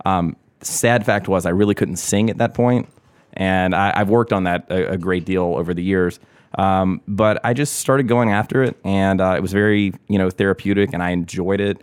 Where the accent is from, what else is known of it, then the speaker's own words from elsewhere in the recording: Augusta, Georgia, United States; moved away as an adult; also born or lived in New York; born and raised in Augusta, took a detour to New York, uh, moved back here.